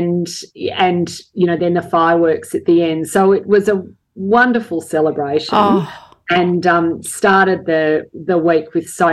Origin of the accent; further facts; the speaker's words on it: Australia; We love being Australian